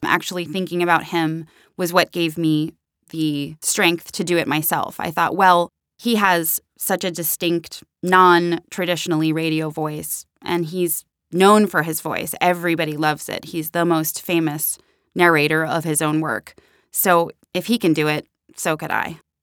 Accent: Pittsburgh, Pennsylvania, United States; who are also both from Pittsburgh, like myself

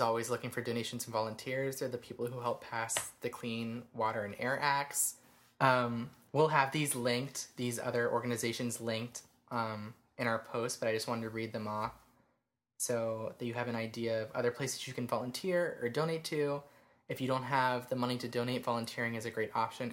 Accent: Georgia, United States; we're from Georgia

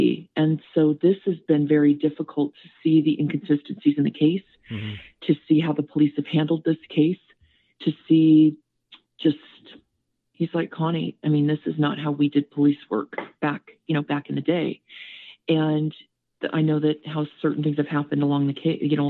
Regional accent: Southern California, United States; moved away as an adult; also born or lived in Whittier, California; now in Las Vegas, United States; I was actually born in Whittier, so outside of Los Angeles. I grew up in Southern California

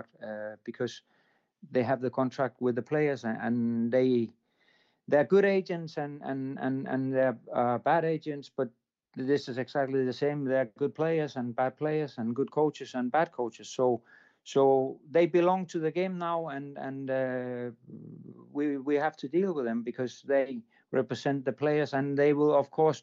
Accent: Denmark; I'm coming from Denmark

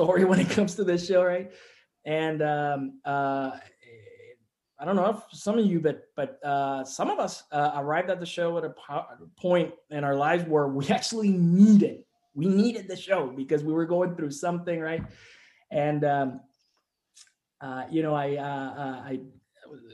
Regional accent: Puerto Rico; moved away; I'm from Puerto Rico. We don't have sports radio in Puerto Rico

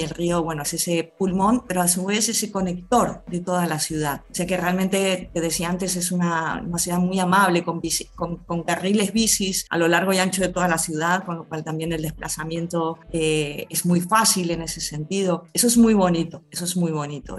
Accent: Argentina; moved away as an adult; now in Valencia, Spain; Yo he estado muchos años vinculada a la Asociación de Argentinas y Argentinos en Valencia

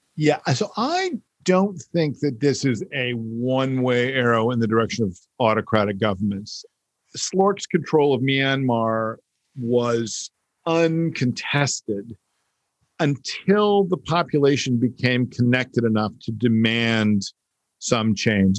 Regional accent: United States; born or raised there

